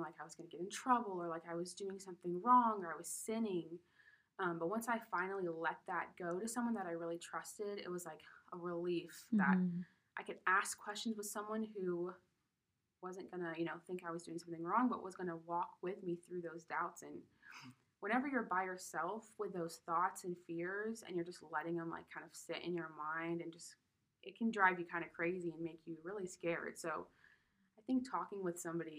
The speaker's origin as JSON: {"language": "English", "region": "Colorado", "country": "United States", "said": "I'm from Colorado"}